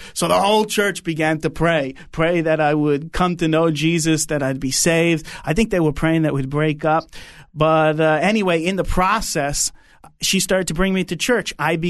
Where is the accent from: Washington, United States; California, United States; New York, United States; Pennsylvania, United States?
New York, United States; Long Island; accent: New York; Well, I'm from Long Island, but my whole family's from Brooklyn.